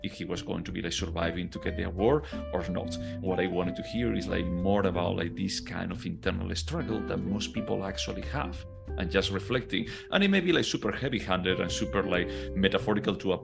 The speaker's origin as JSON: {"language": "English", "country": "Spain", "moved": "as an adult", "lives_now": "United States", "said": "when I go back to Spain, I don't really feel like a Spaniard."}